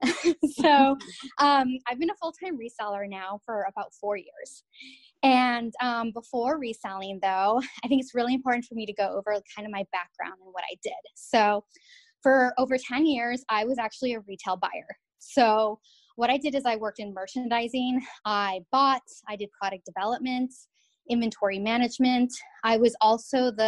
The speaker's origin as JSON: {"language": "English", "region": "Southern California", "country": "United States", "moved": "as an adult", "lives_now": "Massachusetts, United States", "said": "a Southern California girl"}